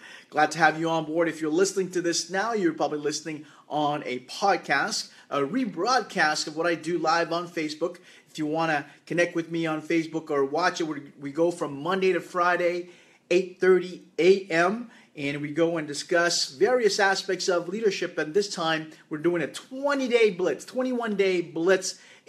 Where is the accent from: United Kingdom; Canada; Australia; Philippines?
Canada; I am from Canada.